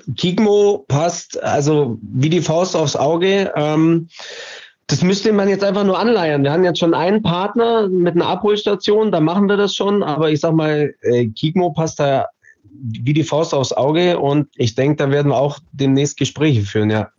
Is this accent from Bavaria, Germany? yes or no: yes; Allgäu, Bavaria, Germany; moved away; ich bin gebürtiger Allgäuer.